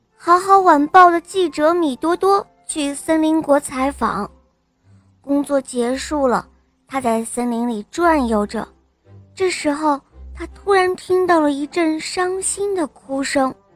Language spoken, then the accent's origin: Chinese; Dezhou, Shandong, China; 我今年四岁半了，我来自山东德州